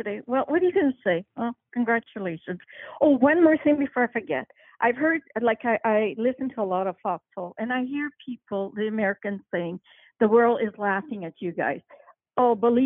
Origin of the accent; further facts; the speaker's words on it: Canada; I'm from Canada.